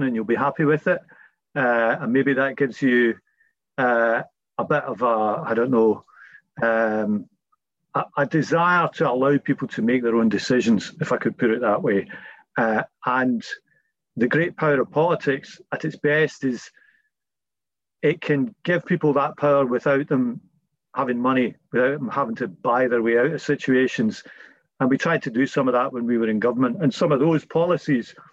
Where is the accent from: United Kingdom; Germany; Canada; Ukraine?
United Kingdom; Scotland; accent: Scottish; We're also a British family, you know. We've all got Scottish accents.